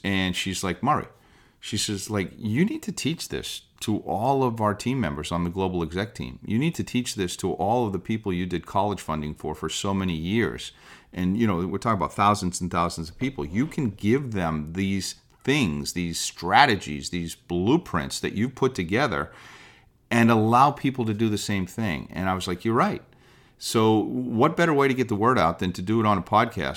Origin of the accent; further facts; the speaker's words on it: Boston, Massachusetts, United States; also born or lived in Southern California; I grew up in the Boston area